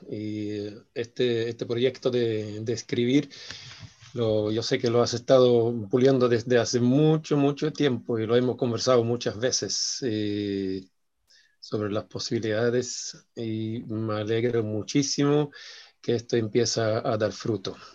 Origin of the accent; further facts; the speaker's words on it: Pinto, Ñuble, Chile; Soy de Pinto, Pinto, Chile.